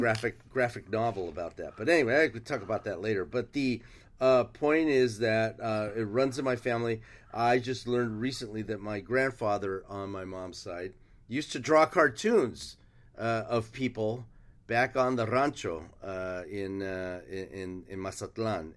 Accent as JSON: {"language": "English", "town": "San Diego", "region": "California", "country": "United States", "tie": "born or raised there", "also_born_or_lived": "Tijuana, Mexico", "first_language": "Spanish", "second_language": "English", "said": "I grew up on the border in San Diego, uh, and Tijuana"}